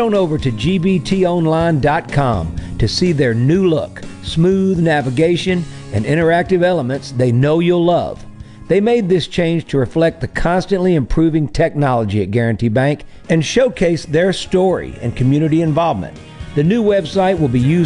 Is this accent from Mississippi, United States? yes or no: yes; Greenwood, Mississippi, United States; my hometown